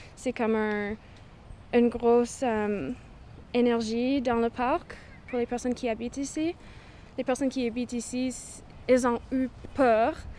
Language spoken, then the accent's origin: French; British Columbia, Canada; now in Victoria, Canada; Je suis autochtone, je viens de Cowichan. Alors, je suis Cowichan